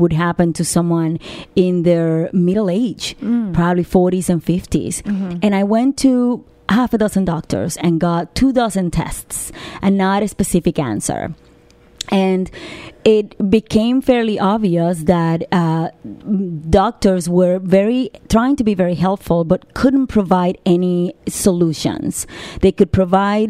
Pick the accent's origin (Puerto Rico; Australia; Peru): Puerto Rico; moved away as an adult; also born or lived in New York; I was born and raised in Puerto Rico